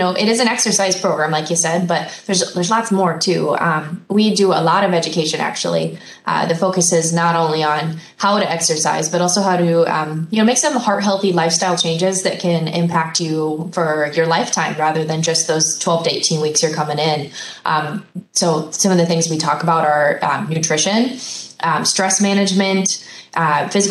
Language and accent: English; Oregon, United States; moved away as an adult; now in Wisconsin, United States; I actually grew up and was born and raised in the state of Oregon.